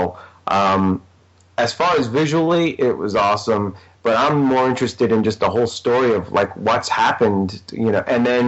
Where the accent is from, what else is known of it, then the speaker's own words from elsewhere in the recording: New York, United States; accent: New York; my New York accent